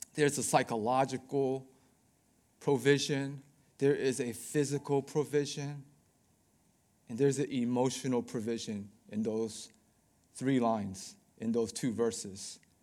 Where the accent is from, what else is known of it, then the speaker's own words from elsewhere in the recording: Baltimore, Maryland, United States; I am from Baltimore